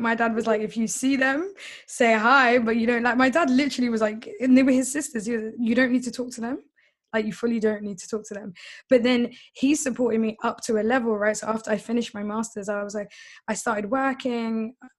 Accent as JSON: {"language": "English", "region": "London", "country": "United Kingdom", "tie": "born or raised there", "first_language": "English", "said": "I was born in in London. Uh, South London. I've always haven't moved out"}